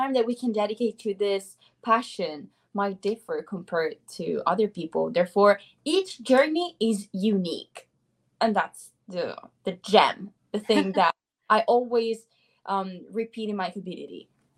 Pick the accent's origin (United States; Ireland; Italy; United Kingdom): Italy; first language Italian; English is a second language; I'm from Italy. So therefore, my mother tongue is Italian. I have been studying English since I was a child, basically. And now I'm 25.